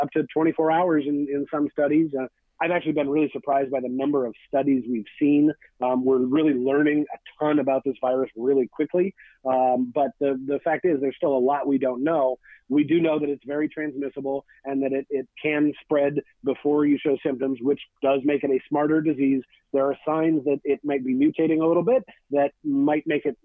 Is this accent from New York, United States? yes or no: no; near Everett, Washington, United States; went home to Everett, Washington, you know, near my hometown